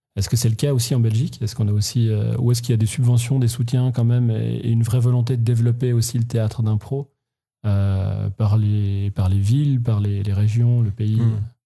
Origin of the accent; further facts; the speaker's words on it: Switzerland; en tant que Suisse